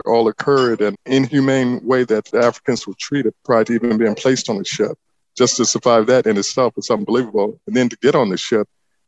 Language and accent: English; Chicago, Illinois, United States; now in Fort Worth, United States; I grew up in Chicago, but I'm currently living in Fort Worth, Texas